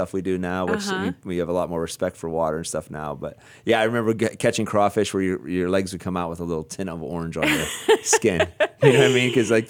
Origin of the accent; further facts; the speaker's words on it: Nanticoke, Pennsylvania, United States; now in Ohio, United States; I come from a little town called Nantyglow.